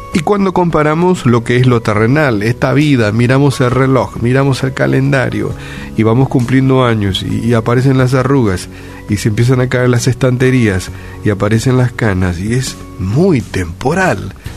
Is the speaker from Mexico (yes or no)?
no; Paraguay; naciste, en nuestro caso, en este, en este bello Paraguay y nacimos aquí